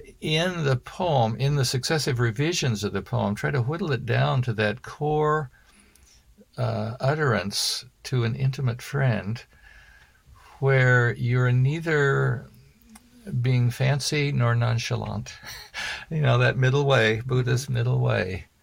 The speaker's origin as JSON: {"language": "English", "country": "United Kingdom", "said": "Well, maybe I'm British."}